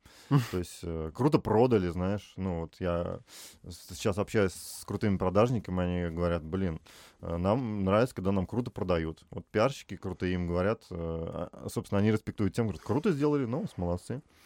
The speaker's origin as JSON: {"language": "Russian", "town": "Tver", "region": "Tver Oblast", "country": "Russia", "moved": "as an adult", "lives_now": "Moscow, Russia", "said": "я там в Твери в два вуза поступил"}